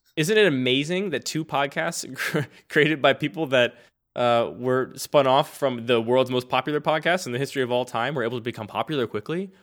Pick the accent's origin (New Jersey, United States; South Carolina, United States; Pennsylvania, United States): Pennsylvania, United States; Philadelphia; accent: Philadelphia; I grew up in Philadelphia, and people tell me it's a Philadelphia accent that I cannot hear